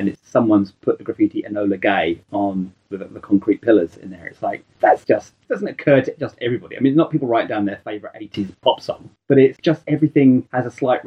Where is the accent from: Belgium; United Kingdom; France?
United Kingdom; Scotland; I'm Scottish